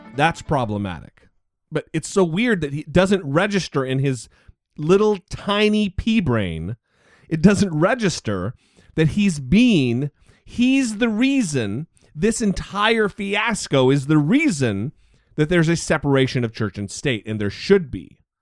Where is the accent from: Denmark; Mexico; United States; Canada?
United States; Idaho; my home state of Idaho